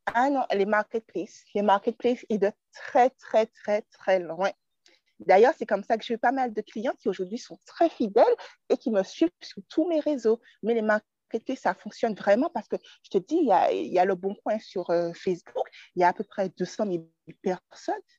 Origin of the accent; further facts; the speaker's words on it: Martinique; je suis originaire de la Martinique